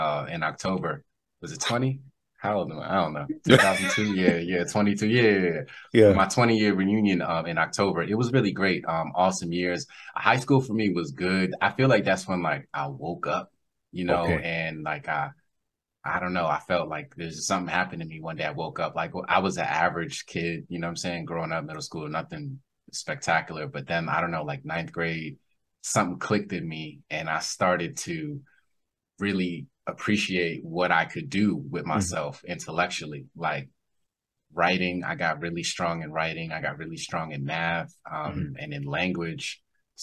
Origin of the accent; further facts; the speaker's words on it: Silver Spring, Maryland, United States; also born or lived in Atlanta, Georgia / Nigeria / Edo State; And then I came back to Silver Spring, Maryland, which is right outside DC. And I grew up in Silver Spring, Maryland.